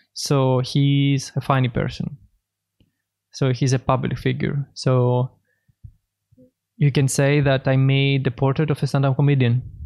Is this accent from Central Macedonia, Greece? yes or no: yes; Thessaloniki, Central Macedonia, Greece; moved away as an adult; now in Berlin, Germany; I'm a painter from Greece, Thessaloniki.